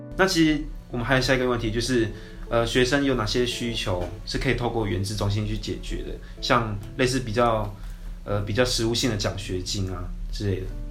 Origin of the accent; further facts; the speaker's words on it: Hualien County, Taiwan; moved away as an adult; now in Taipei, Taiwan; 因为我是花莲出生的，然后国小、国中、高中都是从， 都是读花莲学校